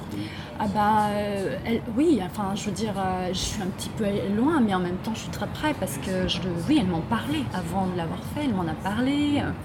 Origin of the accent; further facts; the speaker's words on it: France; moved away as an adult; also born or lived in Brittany; now in Beijing, China; je suis une française, euh, une artiste française de tribal bay dance. Je suis basée à Pékin déjà depuis 2008